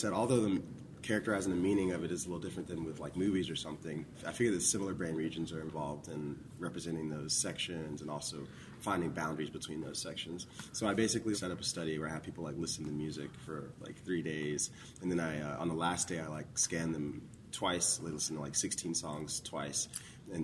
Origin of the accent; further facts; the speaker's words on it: Memphis, Tennessee, United States; now in New Jersey, United States; Yeah, so I'm from Memphis, Tennessee. It was the last place I moved from before I moved to New Jersey to go to grad school. But my mom was in the Navy, so we moved around a lot before we moved to Memphis.